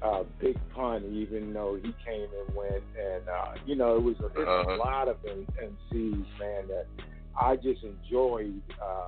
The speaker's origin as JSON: {"language": "English", "town": "Philadelphia", "region": "Pennsylvania", "country": "United States", "tie": "born or raised there", "moved": "yes", "lives_now": "Pottstown, United States", "said": "I was raised in Philadelphia, North Philadelphia."}